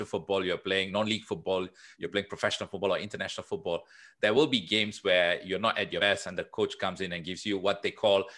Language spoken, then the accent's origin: English; Singapore; moved away as an adult; also born or lived in Melbourne, Australia; I'm third generation Singaporean. So I was born here